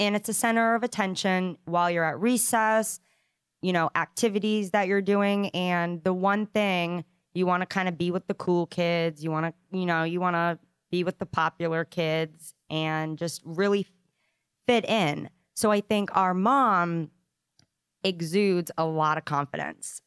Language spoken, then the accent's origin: English; Providence, Rhode Island, United States; we grew up in Providence, Rhode Island